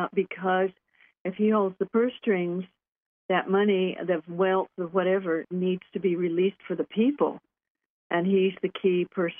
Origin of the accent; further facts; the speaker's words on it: California, United States; Yeah, and I'm from California.